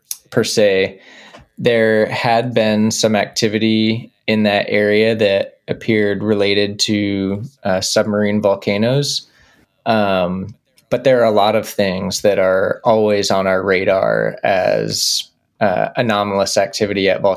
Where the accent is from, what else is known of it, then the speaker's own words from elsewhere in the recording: Dallas, Texas, United States; I grew up in Dallas, Texas